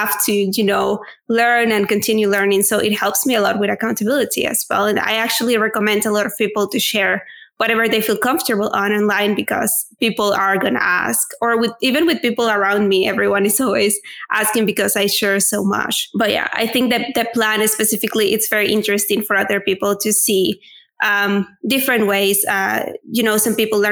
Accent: Venezuela; first language Spanish; English is a second language; moved away as an adult; now in Spain; I am originally from Venezuela, so my native language is Spanish

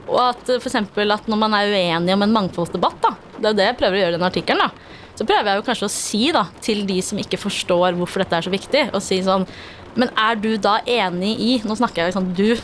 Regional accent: Afghanistan; Norwegian is a second language; now in Norway; Uh, jeg er fra Afghanistan.

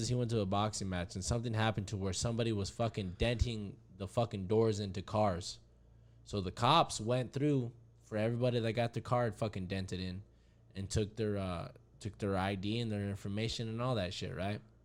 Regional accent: Hayden, Arizona, United States; we grew up in Hayden together.

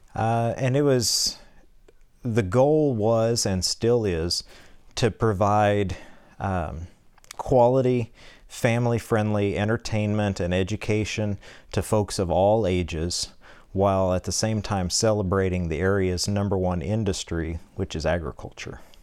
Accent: Norborne, Missouri, United States; I grew up here in Norburn, a proud graduate of Norburn High School, home of the Pirates

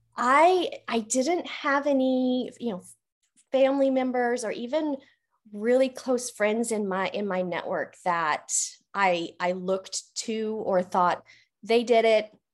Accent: Canon City, Colorado, United States; moved away as an adult; now in Oklahoma, United States; I was born and raised in Colorado

